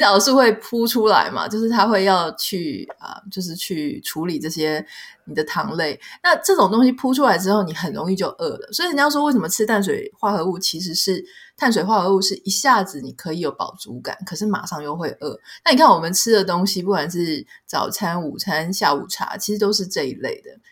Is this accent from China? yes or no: no; Taiwan; 我们台湾人